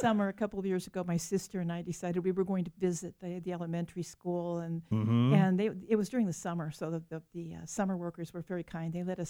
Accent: Pasadena, California, United States; also born or lived in New Castle, Pennsylvania / San Diego; now in San Diego County, United States; and we ended up in Pasadena, and I was raised in Pasadena.

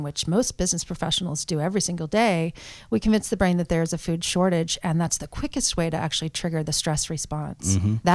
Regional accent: Portland, Oregon, United States; moved away as an adult; also born or lived in Pennsylvania; born and raised in Portland, Oregon

